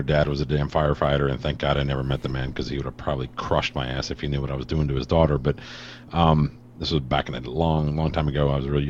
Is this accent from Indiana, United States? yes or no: yes; East Chicago, Indiana, United States; East Chicago, Indiana.